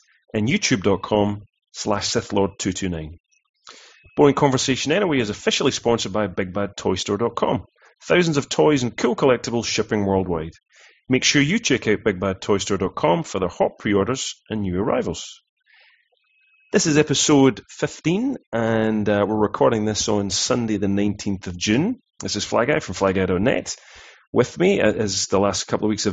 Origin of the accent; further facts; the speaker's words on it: United Kingdom; we're all from Britain